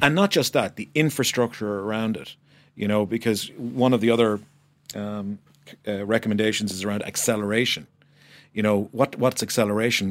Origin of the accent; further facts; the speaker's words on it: Ireland; But as an Irish person, a person who believes passionately in the country